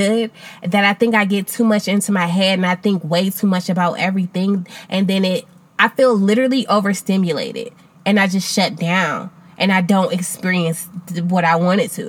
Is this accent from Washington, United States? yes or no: no; Akron, Ohio, United States; moved away as an adult; I moved back to my hometown of Akron, Ohio